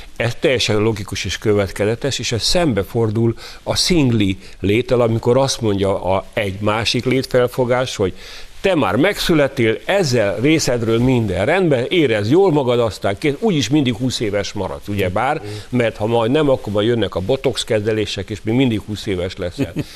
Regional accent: Hungary; Mi magyarok

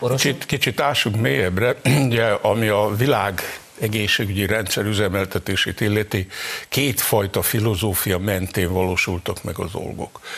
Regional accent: near Zalalövő, Hungary; Én még oda-haza születtem

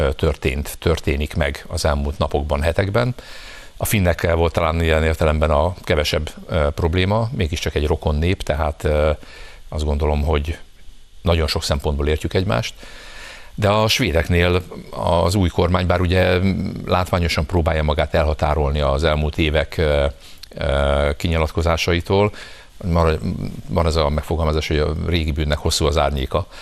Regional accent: Hungary; mi meg magyarok vagyunk

